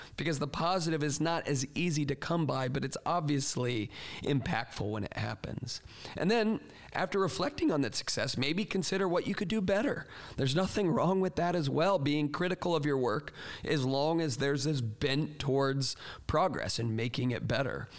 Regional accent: Florida, United States; moved away; I grew up in Florida where there hardly are any seasons

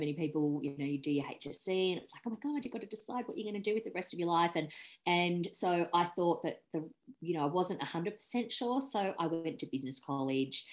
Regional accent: Sydney, New South Wales, Australia; I grew up in Sydney, so lived in the same house in the northern suburbs of Sydney

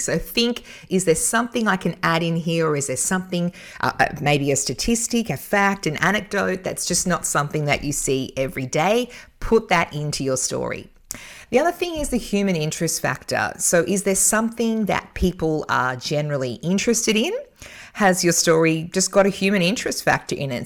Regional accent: Newcastle, New South Wales, Australia; Newcastle, my hometown

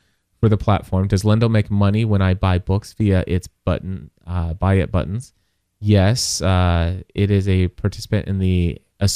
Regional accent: Kentucky, United States; I'm from Kentucky.

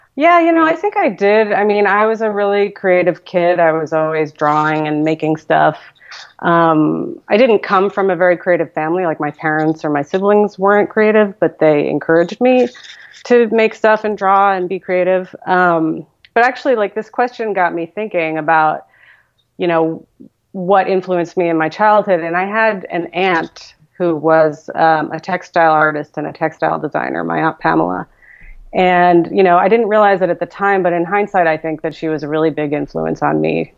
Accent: New York, United States; moved away as an adult; now in Portland, United States; growing up in New York in the 80s, um, you know, I would read the Village Voice voraciously, even though I was just like a suburban high school kid

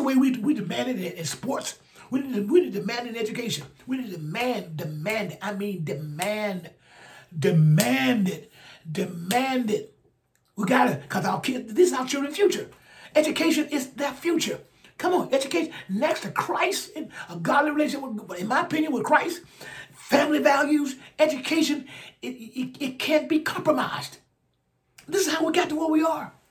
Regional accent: Alabama, United States; my home state, Alabama. I think we're in the bottom five educational attainment. Right here where I'm from.

